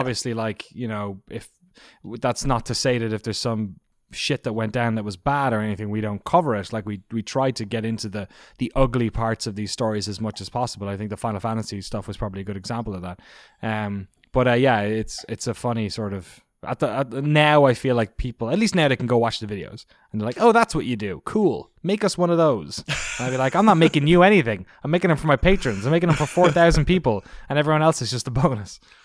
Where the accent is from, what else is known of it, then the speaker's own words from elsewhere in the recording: Ireland; I grew up in Ireland